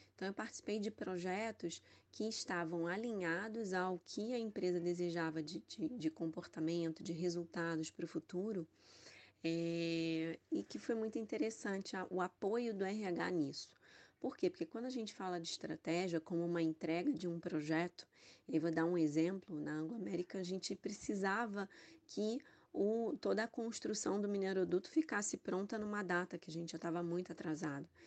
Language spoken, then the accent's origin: Portuguese; Rio de Janeiro, Brazil; sou carioca